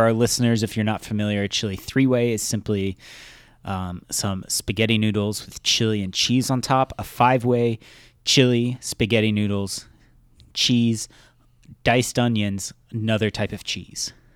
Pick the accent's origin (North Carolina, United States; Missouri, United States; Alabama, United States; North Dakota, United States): Missouri, United States; I grew up in Missouri